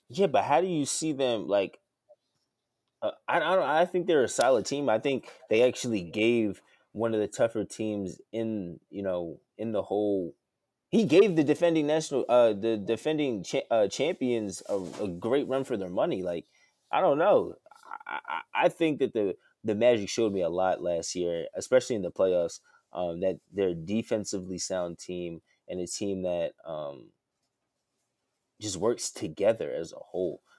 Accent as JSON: {"language": "English", "area": "right outside of Philadelphia", "region": "Pennsylvania", "country": "United States", "said": "diehard Philly fan all day, um, from right outside of Philly"}